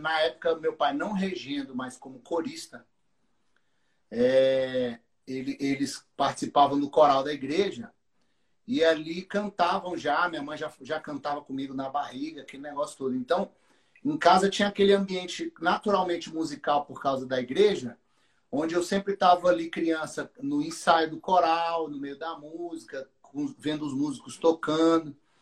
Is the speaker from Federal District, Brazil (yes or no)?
yes; Taguatinga, Federal District, Brazil; Taguatinga, que é a cidade onde eu nasci e os meninos nasceram. E a gente era da Assembleia de Deus de Taguatinga